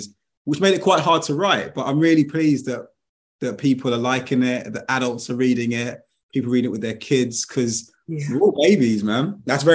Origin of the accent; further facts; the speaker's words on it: London, United Kingdom; now in Yorkshire, United Kingdom; growing up in Brixton, because I grew up in Brixton in the 80s and 90s